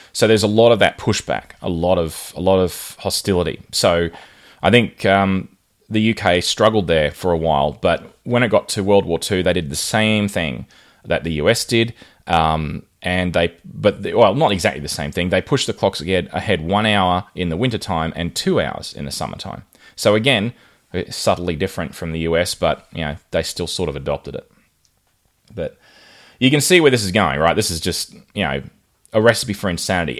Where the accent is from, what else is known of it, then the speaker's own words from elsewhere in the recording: Rockhampton, Queensland, Australia; I grew up in Rockhampton, which is right on the Tropic of Capricorn.